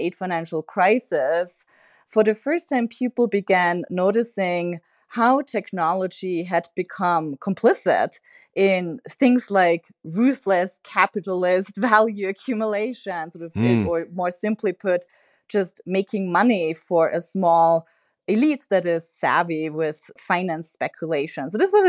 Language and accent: English; Austria; I'm originally from Austria.